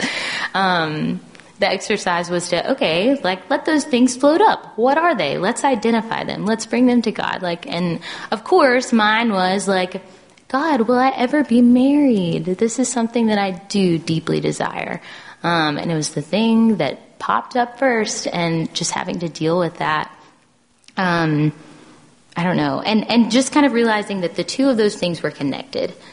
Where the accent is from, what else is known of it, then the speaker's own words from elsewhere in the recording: the South, United States; growing up in the South in a Southern Baptist church